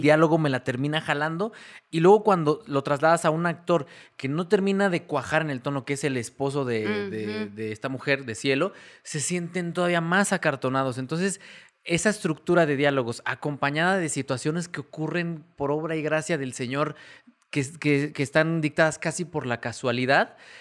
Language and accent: Spanish; Mexico; a nosotros como mexicanos